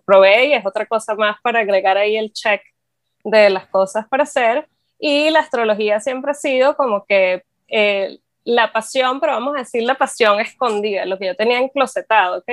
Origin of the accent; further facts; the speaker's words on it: Venezuela; moved away; soy astróloga, soy venezolana.